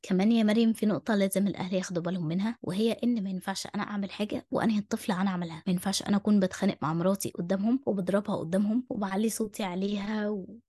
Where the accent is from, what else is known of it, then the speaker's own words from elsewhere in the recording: Egypt; عندنا في مصر